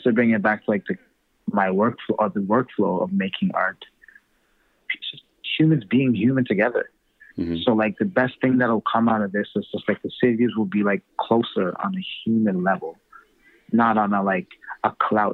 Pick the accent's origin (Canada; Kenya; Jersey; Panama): Canada; Toronto, Ontario; I'm from Toronto